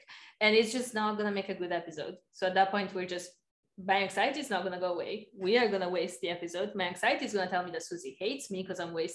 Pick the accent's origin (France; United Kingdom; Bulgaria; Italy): Italy; moved away; I'm originally from Italy